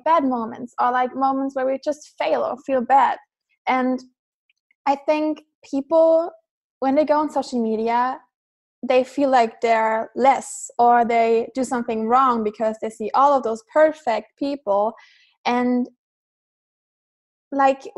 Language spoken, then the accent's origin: English; Germany; I'm from Germany